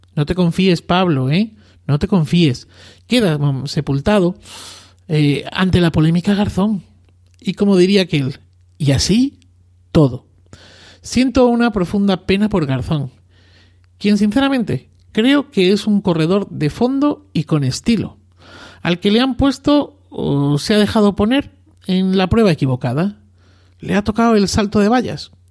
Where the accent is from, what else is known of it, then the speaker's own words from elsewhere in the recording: Arroyo de la Luz, Extremadura, Spain; moved away; mi tierra natal, Extremadura, y más concretamente en mi pueblo, Arroyo de la Luz, a escasos 20 kilómetros de Cáceres